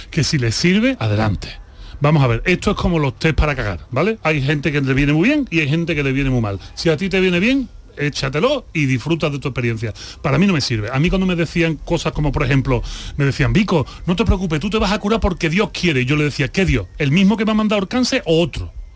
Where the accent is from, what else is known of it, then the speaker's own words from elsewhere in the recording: Seville, Andalusia, Spain; moved away as an adult; also born or lived in Mexico; Si yo soy de Sevilla, si yo me crio en la Macarena